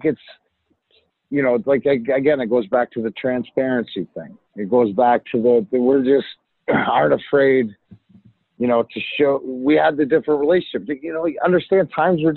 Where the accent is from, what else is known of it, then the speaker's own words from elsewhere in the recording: Canada; also born or lived in Detroit, United States; now in United States; I'm Canadian